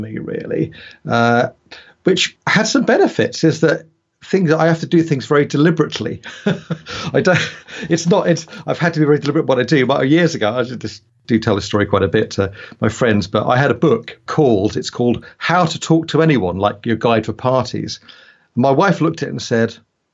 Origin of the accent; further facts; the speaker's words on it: United Kingdom; also born or lived in United States; I'm a Brit, you probably figure that out from my accent